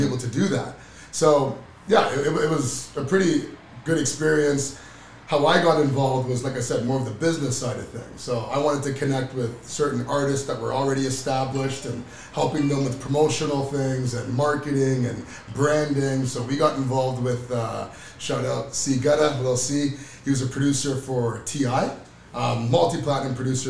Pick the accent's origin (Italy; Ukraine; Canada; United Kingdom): Canada; Oakville, Ontario; growing up in Oakville, a bunch of guys from Oakville